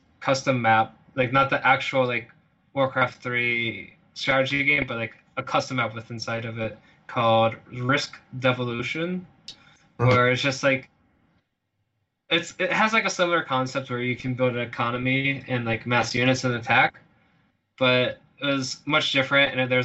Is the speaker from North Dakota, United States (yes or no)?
yes; Fargo, North Dakota, United States; I come from Fargo, North Dakota, a very, very unpopulated area, you could say, and very cold winters. Most people where I'm from pretty much just farm